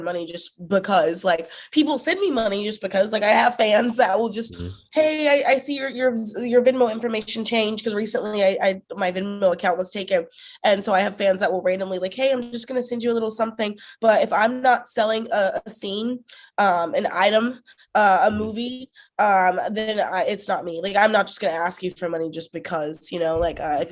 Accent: the South, United States; I'm from the South

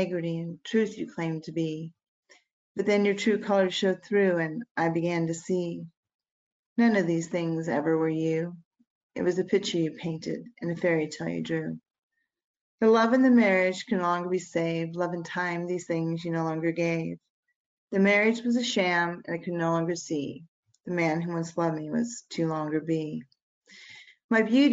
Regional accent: Virginia, United States; I'm from Virginia.

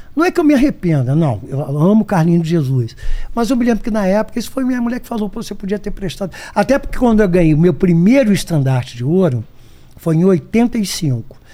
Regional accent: Brazil; Eu, eu sou brasileiro

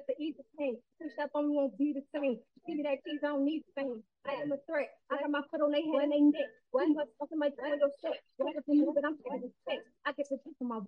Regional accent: Chicago, Illinois, United States; I'm 29 years old, and I'm from Chicago, Illinois

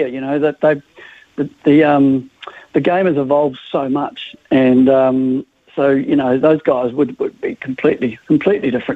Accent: New Zealand; accent: New Zealand; also born or lived in Liverpool, England; I came out here when I was young, so... So I'm a Kiwi, sort of, you know, 95% of the time

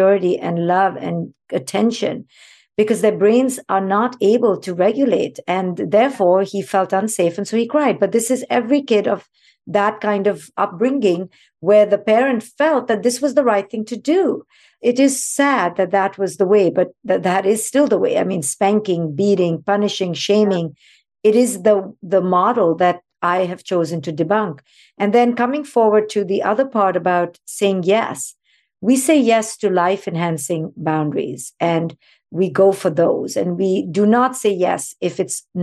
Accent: India; moved away; I grew up in India

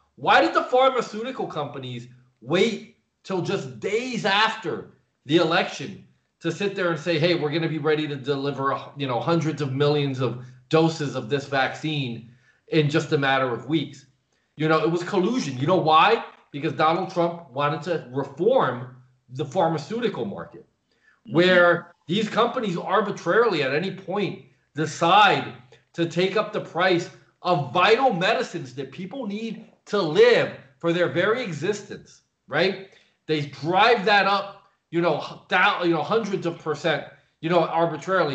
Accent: Paterson, New Jersey, United States; moved away as an adult; now in Eastern Europe; I'm originally from uh, the New York City area, uh, born and raised in Paterson, New Jersey.

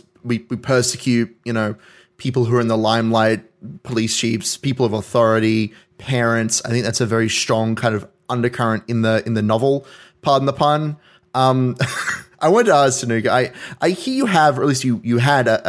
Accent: Hawkesbury, New South Wales, Australia; I grew up sort of in the Hawkesby area, so not quite, we didn't quite have farmland, but we had acres

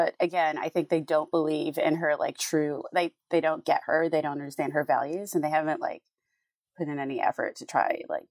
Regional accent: Jamaica; also born or lived in United States; So I'm from Jamaica, And I was back home. This is back. Okay. I've moved back and forth between the US and Jamaica a bunch, and that kind of confuses people.

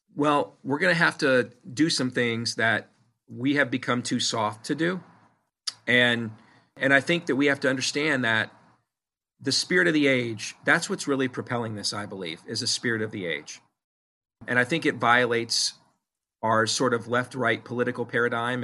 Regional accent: Iowa, United States; my home state of Iowa

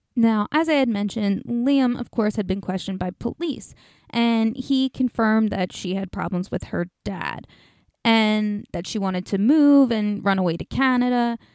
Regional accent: New Jersey, United States; in New Jersey, my home state, just up north

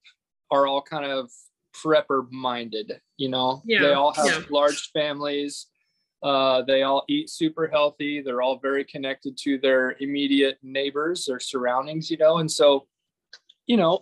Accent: Fredonia, Kansas, United States; I'm from Fredonia, Kansas

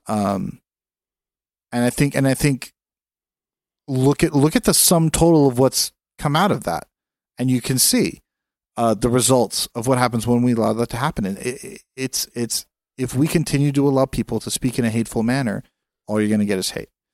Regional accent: California, United States; As a Californian

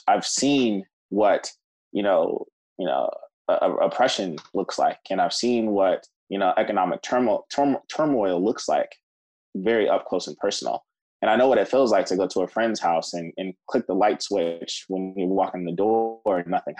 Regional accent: Cleveland, Ohio, United States; moved away as an adult; also born or lived in New York; I grew up in Cleveland, Ohio

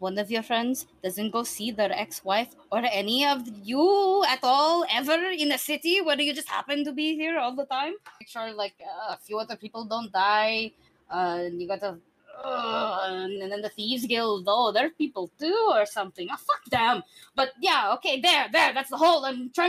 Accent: Seoul, South Korea; I think you can tell I'm from Seoul.

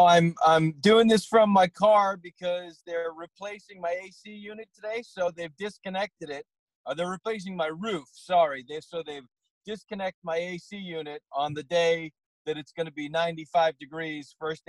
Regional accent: Danvers, Massachusetts, United States; now in Los Angeles, United States; my parents still live in Danvers, the house I grew up

